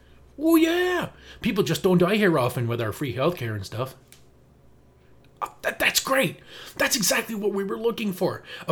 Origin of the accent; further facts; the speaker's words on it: Canada; as a Canadian